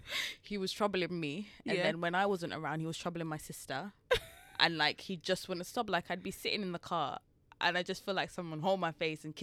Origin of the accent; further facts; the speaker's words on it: England, United Kingdom; I'm not from Jamaica, but you know, like I wasn't born there. I was born here.